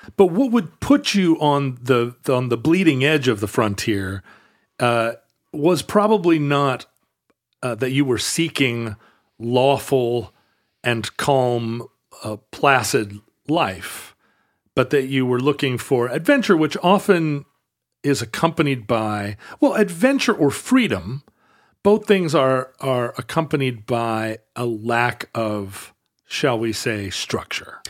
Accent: Anchorage, Alaska, United States; also born or lived in Seattle; When I was a kid growing up in Anchorage

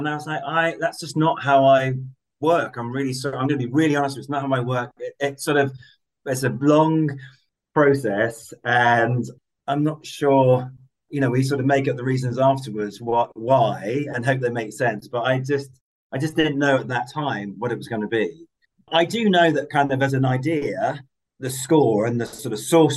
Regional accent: England, United Kingdom; I'm English

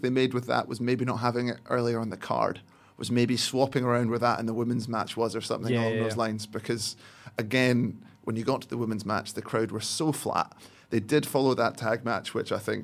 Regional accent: Scotland, United Kingdom; accent: chukter; I'm not a Glaswegian. And I just went into my old chukter accent instead.

